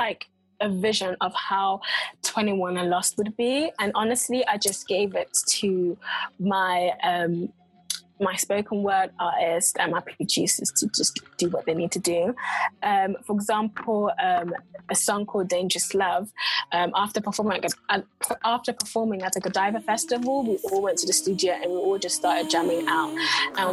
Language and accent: English; United Kingdom; accent: mix of London and Coventry; now in London, United Kingdom; a mix of London and Coventry accents